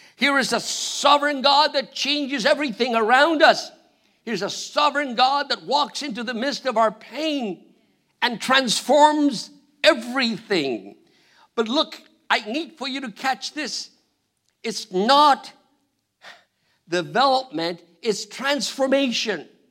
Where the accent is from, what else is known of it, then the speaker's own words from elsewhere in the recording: Argentina; English is a second language; moved away; I'm from Argentina.